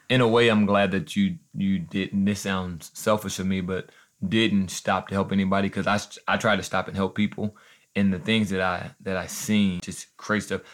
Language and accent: English; Joplin, Missouri, United States; We're from Joplin, Missouri